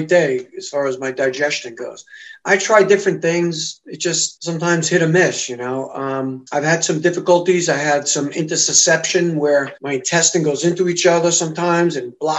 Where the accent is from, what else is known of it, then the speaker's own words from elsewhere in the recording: United States; I'm coming from the States